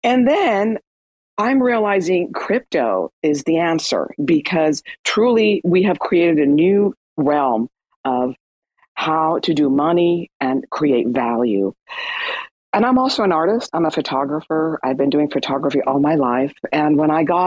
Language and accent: English; Iran; moved away; I'm Iranian. I was born in Iran.